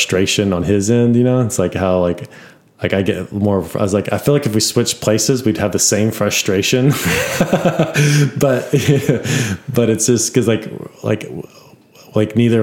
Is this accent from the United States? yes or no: yes; United States; we are all from the United States. We're all Americans